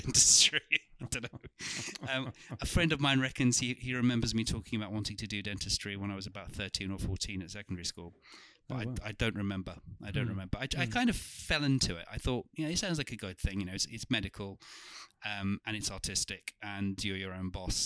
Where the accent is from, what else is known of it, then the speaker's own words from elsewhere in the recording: London, United Kingdom; also born or lived in Turkey; I was born in Turkey. I came over here when I was about three, and spent the first formative years of my life in North London, in Wood Green and Haringey, where the Turkish community was